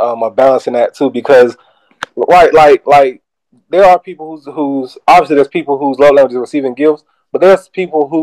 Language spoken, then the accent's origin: English; the South, United States; growing up in the South